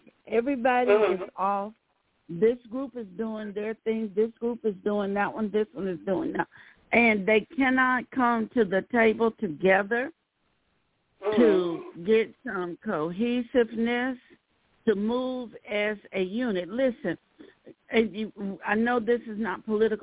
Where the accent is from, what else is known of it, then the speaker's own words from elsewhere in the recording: Birmingham, Alabama, United States; I grew up in Birmingham